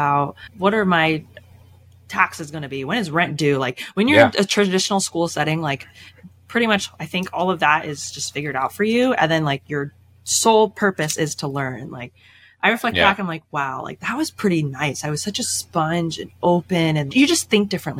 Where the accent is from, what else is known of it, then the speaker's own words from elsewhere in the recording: Chicago, Illinois, United States; moved away as an adult; also born or lived in Boston; now in Chicago, United States; I grew up in the Chicago suburbs